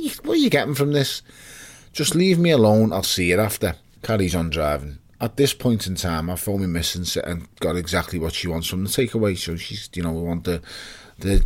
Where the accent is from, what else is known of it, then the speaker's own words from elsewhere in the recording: Liverpool, North West England, United Kingdom; also born or lived in Toxteth, Liverpool; I was born in Toxteth. I was just raised in Wavertree.